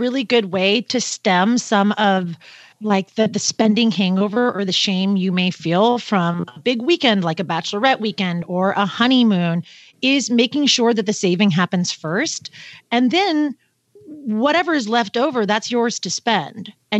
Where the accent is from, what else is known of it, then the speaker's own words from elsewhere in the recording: Pacific Northwest, United States; where I'm from the Pacific Northwest